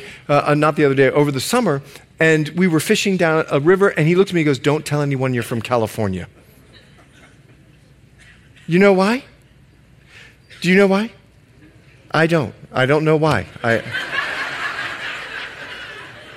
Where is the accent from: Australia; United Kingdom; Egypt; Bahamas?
Bahamas; now in United States; I'm from the Bahamas